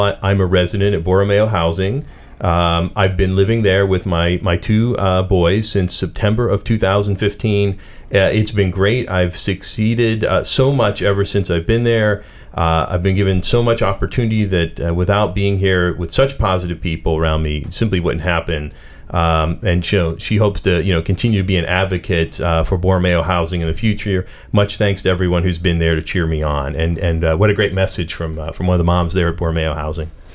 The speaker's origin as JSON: {"language": "English", "town": "Pittsburgh", "region": "Pennsylvania", "country": "United States", "accent": "Pittsburgh", "said": "my Pittsburgh accent"}